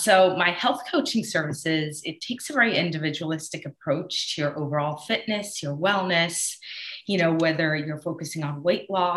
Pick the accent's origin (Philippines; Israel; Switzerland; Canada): Switzerland; I grew up in Switzerland